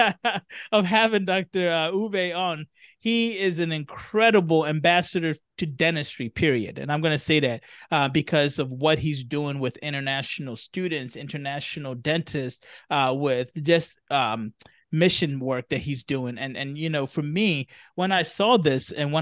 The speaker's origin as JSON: {"language": "English", "country": "Ghana", "said": "as a Ghanaian"}